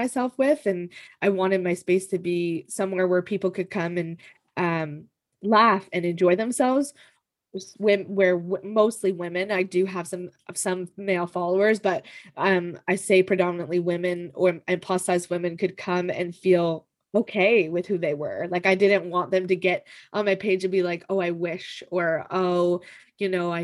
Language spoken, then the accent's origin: English; Canada; I'm Canadian